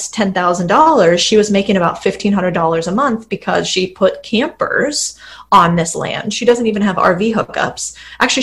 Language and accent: English; Arizona, United States; I'm from Arizona